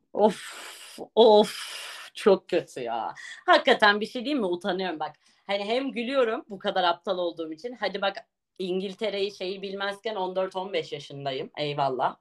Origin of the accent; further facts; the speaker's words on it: Ağrı, Ağrı Province, Turkey; also born or lived in Niğde; Ağrı merkez benim memleketim artık Niğde